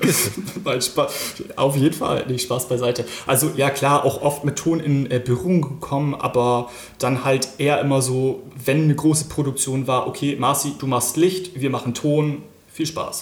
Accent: Wilhelmshaven, Lower Saxony, Germany; ich bin gebürtiger Wilhelmshavener

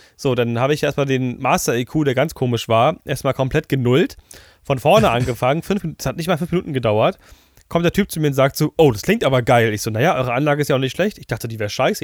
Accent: Germany; bei uns in Deutschland

